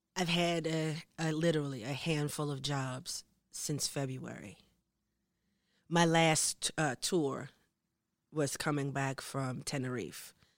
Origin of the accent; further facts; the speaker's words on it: United States; moved away as an adult; now in Norway; as a black person growing up in America